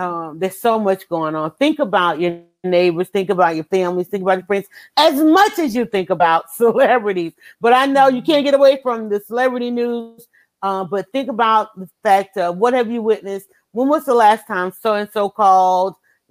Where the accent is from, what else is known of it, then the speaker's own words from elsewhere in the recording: the South, United States; we're from the South